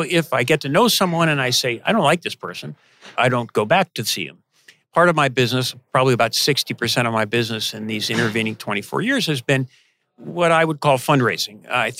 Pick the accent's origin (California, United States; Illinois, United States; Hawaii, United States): Illinois, United States; outside of Chicago; now in Raleigh, United States; I grew up outside of Chicago